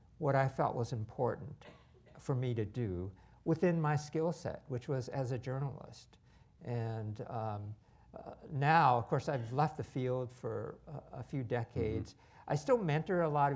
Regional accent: United States; I was born in America

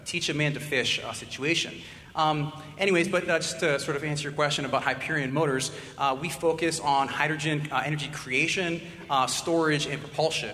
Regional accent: Warren, Ohio, United States; moved away; I am from Warren, Ohio, as you guys all know. The last time I was here, I think, was my graduation. We walked across the stage for Warren G. Harding

